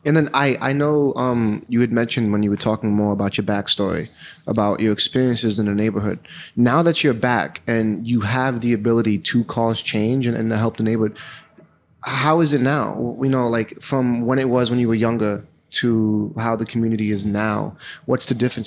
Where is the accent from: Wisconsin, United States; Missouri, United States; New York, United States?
New York, United States; New York City; also born or lived in Bushwick; I moved to East New York kind of, uh, halfway through my childhood. I used to live in Bushwick